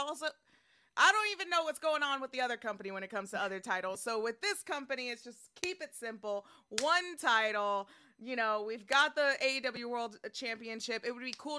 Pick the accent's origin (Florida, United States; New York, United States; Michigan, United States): New York, United States; I'm from New York